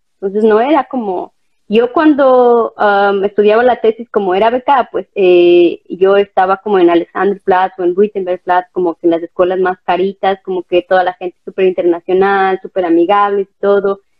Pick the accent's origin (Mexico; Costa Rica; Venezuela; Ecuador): Ecuador; moved away as an adult; also born or lived in Brandenburg an der Havel, Germany; now in Berlin, Germany; Soy ecuatoriana, eh, tengo 31 años, eh, vivo aquí desde el 2016.